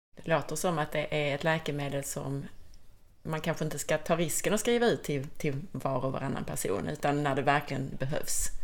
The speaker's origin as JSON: {"language": "Swedish", "region": "Skåne", "country": "Sweden", "accent": "Scanian (skånska)", "said": "min skånska blir ännu mer skånsk och härlig när jag pratar med Cecilia"}